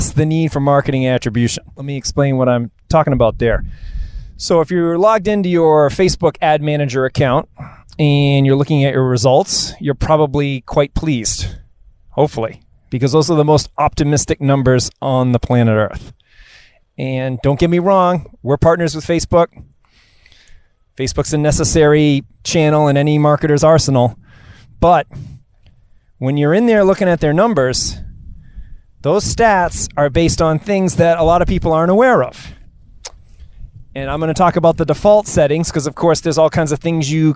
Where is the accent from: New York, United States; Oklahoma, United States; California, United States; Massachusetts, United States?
Massachusetts, United States; Marblehead; I'm coming to you here live from Gary Island on Marblehead, Massachusetts, my hometown